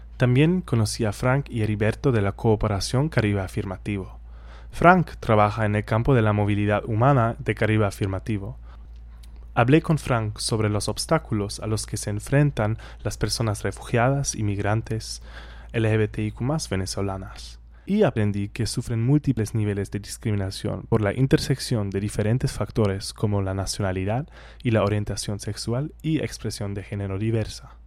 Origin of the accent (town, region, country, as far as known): Germany; Spanish is a second language; moved away as an adult